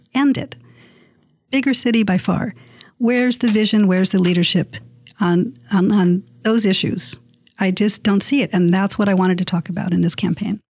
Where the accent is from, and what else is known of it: San Diego, California, United States; born or raised there